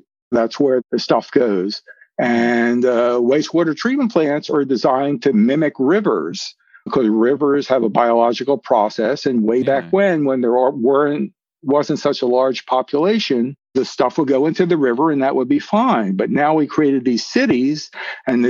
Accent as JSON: {"language": "English", "town": "Philadelphia", "region": "Pennsylvania", "country": "United States", "also_born_or_lived": "Maryland", "moved": "yes", "said": "I'm from Philadelphia. Yeah. I'm a city guy"}